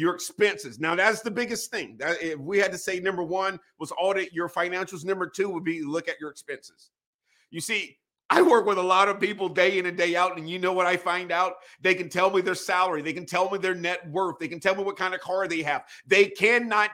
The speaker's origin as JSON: {"language": "English", "town": "Wilmington", "region": "North Carolina", "country": "United States", "tie": "born or raised there", "also_born_or_lived": "Northern Virginia", "moved": "as an adult", "said": "Born and raised in Wilmington, North Carolina"}